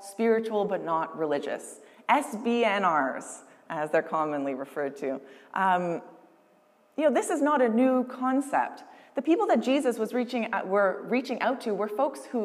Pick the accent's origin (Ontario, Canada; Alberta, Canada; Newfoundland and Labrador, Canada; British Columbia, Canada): Ontario, Canada; Windsor; moved away as an adult; also born or lived in Toronto; now in Maidstone, Canada; It wasn't until I moved away from Windsor that I realized that Windsor pizza was a thing